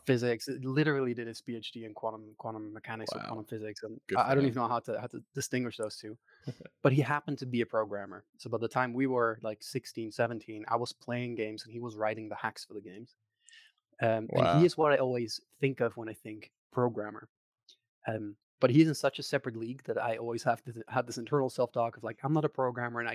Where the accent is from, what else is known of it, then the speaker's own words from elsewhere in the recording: Netherlands; accent: Dutch; English is a second language; also born or lived in Maastricht, Netherlands; I'm from the Netherlands. So if you hear a slightly odd accent, that's where that comes from.